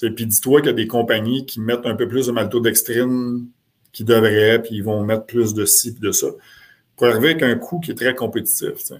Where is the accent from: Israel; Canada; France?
Canada; Quebec